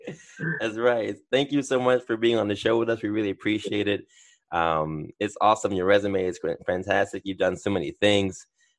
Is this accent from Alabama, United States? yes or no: no; New York City, New York, United States; I'm from Harlem.